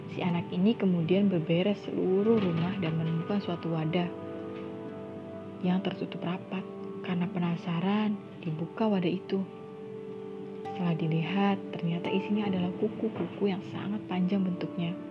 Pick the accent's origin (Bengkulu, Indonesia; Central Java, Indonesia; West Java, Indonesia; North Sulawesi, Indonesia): West Java, Indonesia; Indramayu; Uh, teman-teman, aku sendiri asli dari Indramayu. Ya, Indramayu dan Cirebon itu sangat dekat lah ya.